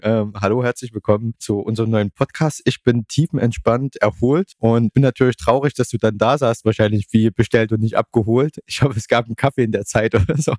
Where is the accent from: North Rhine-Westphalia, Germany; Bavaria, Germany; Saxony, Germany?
Saxony, Germany; Leipzig Lowland; ich bin jetzt aus dem Leipziger Flachland, Tieflandsbucht